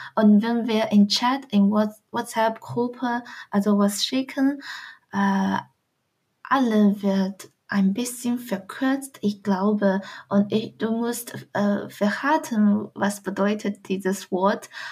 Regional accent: Dongying, Shandong, China; German is a second language; moved away as an adult; also born or lived in Swabia, Germany; now in Germany; Ich komme aus äh, einer sehr kleinen Stadt von China namens Dongying aus Shandong-Provinz

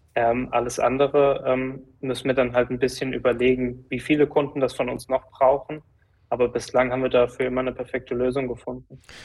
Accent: Giessen, Hesse, Germany; also born or lived in Frankfurt; aus Gießen, da wo ich aufgewachsen bin, da wo auch die Firma ist

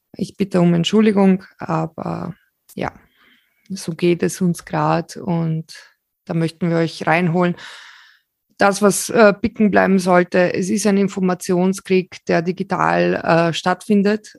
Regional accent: Slovakia; moved away; ich selbst bin Slowakin, aber mein Opa ist Ukrainer und wir kommen aus ähm, 70 Kilometer von der ukrainischen Grenze her

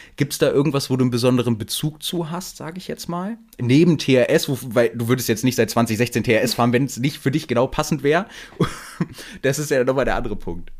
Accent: Hanover, Lower Saxony, Germany; ich komme ja aus Hannover und äh, bei uns im Norden

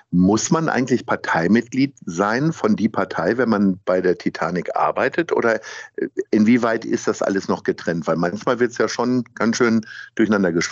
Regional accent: Hanover, Lower Saxony, Germany; Und ich komme ja nun ursprünglich aus Hannover und habe auch mit einigen Dialekten echt Schwierigkeiten.

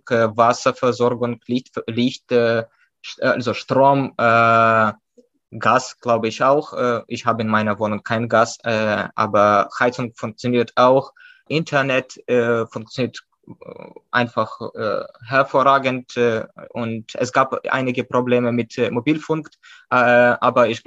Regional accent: Ukraine; Und wir als Ukrainer wünschten sich, dass äh, unsere Partner auch in dieser Situation genauso einig äh, wären, wie

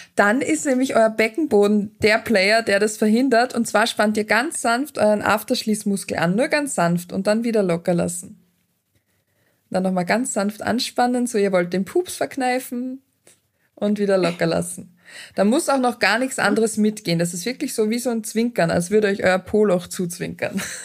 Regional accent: Austria; bei uns in Österreich ist es so, dass man hin und wieder noch so einen Debütantenball hat

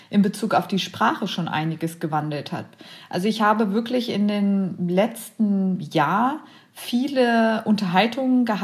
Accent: Braunschweig, Lower Saxony, Germany; ich komme aus Braunschweig

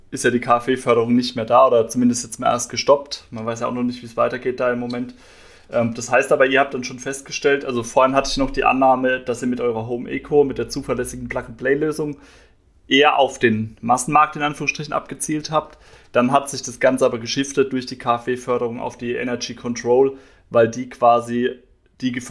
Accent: Heidelberg, Baden-Württemberg, Germany; Ich komme ja selbst hier aus dem Raum Heidelberg.

